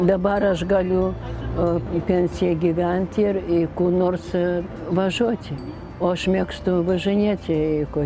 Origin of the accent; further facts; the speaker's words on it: Moscow, Russia; now in Lithuania; pati iš Maskvos